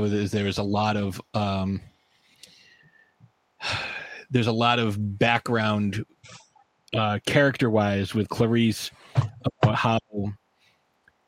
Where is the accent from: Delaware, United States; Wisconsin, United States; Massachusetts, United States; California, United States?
Massachusetts, United States; I'm from Massachusetts